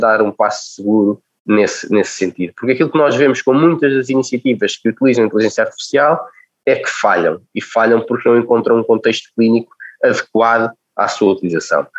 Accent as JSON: {"language": "Portuguese", "region": "Lisbon", "country": "Portugal", "tie": "born or raised there", "also_born_or_lived": "Caldas da Rainha, Portugal", "said": "nascido e criado nas Casas da Rainha, onde vivi até aos 8 anos. Depois vim para Lisboa"}